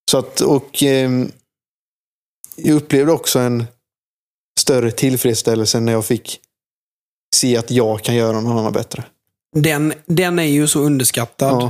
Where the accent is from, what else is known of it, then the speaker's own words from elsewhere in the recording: Jönköping, Jönköping County, Sweden; Eh, men för de som är från Jönköping. Alltså, jag känner mig så jäkla hemma på Hovet.